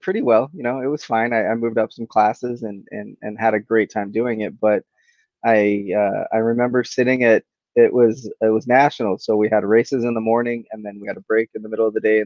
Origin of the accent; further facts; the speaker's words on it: Salt Lake City, Utah, United States; growing up in Salt Lake City, there was a lot of local pros